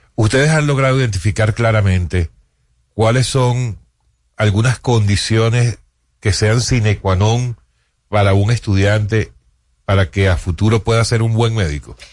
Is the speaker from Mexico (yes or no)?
no; Venezuela; moved away as an adult; now in Dominican Republic; me gradué en mi país, en Venezuela